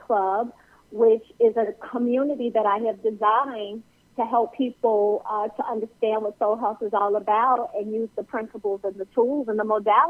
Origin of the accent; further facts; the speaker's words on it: Chicago, Illinois, United States; I grew up in Chicago